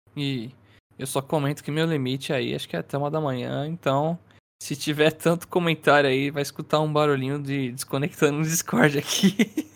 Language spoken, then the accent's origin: Portuguese; São Paulo, Brazil; sou de São Paulo